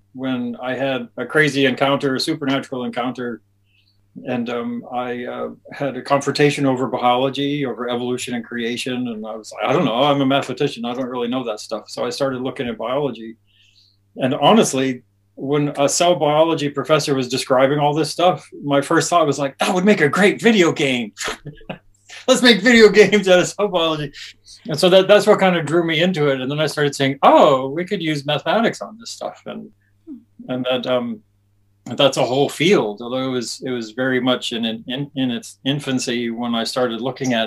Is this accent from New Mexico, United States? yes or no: yes; Albuquerque, New Mexico, United States; moved away as an adult; now in Auckland, New Zealand; my hometown of Albuquerque, New Mexico